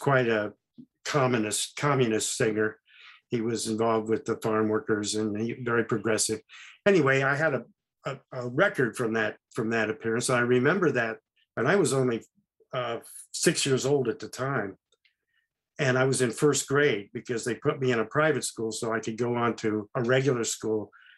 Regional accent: Oakland, California, United States; also born or lived in Marin County area, California; I was born in Oakland, which is nearby.

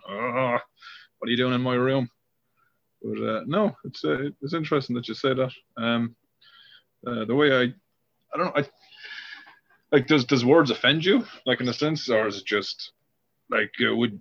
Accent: Ireland; because I'm Irish, I'm into like hurling or something

